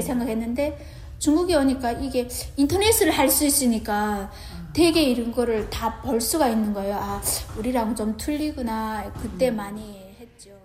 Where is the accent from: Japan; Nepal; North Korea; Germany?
North Korea; Namyang, Onsong County, North Hamgyong; moved away as an adult; also born or lived in South Korea; now in Newnan, United States; 함경북도 언성군 남양 노동자구에서 왔고요.